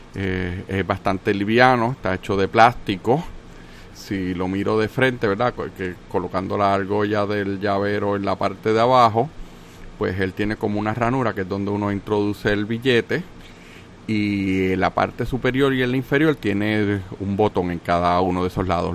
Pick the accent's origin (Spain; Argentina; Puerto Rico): Puerto Rico; yo soy puertorriqueño, Puerto Rico también es parte de los Estados Unidos